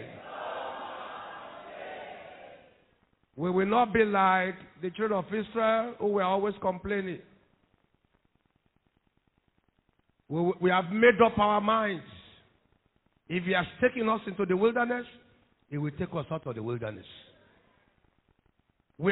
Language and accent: English; Nigeria; I'm proud to be a Nigerian